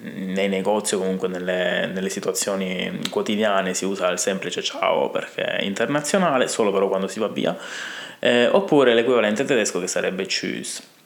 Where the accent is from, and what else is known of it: Italy